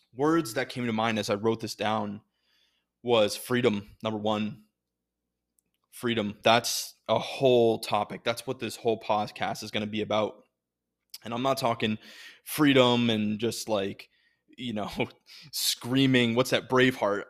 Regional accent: United States; I'm an American

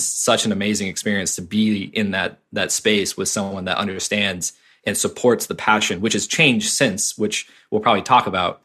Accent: Cape Cod, Massachusetts, United States; I grew up in Cape Cod, Massachusetts

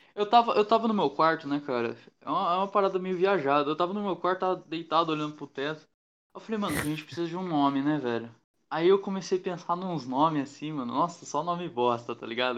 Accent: Mogi das Cruzes, São Paulo, Brazil; a gente é de Mogi das Cruzes

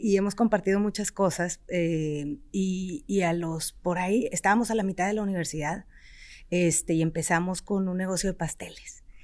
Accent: Mexico; also born or lived in Germany; yo soy felizmente mexicana y me regresé

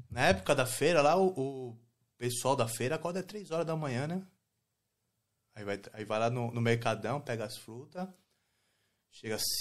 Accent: São Paulo, Brazil; eu sou do Brasil, eu sou da... Nasci na favela de Heliópolis, né? São, São

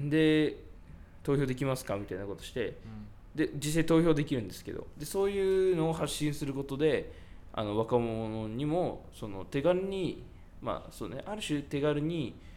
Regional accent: Yamanashi, Japan; 僕はその山梨出身なんですけど

